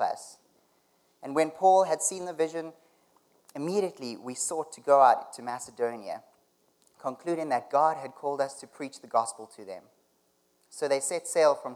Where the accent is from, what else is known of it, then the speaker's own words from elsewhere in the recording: South Africa; moved away as an adult; now in Canada; I'm from South Africa, and I've been living in Canada for the past 4 years